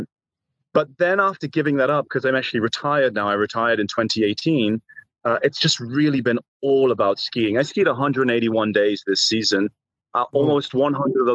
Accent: England, United Kingdom; I'm English born and raised

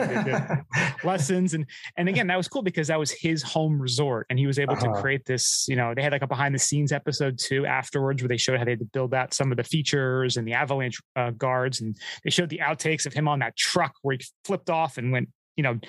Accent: United States; as an American

